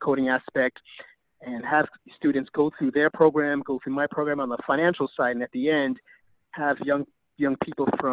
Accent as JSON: {"language": "English", "town": "New York City", "region": "New York", "country": "United States", "tie": "born or raised there", "also_born_or_lived": "California / Japan / Vietnam", "moved": "as an adult", "said": "me growing up in the Bronx"}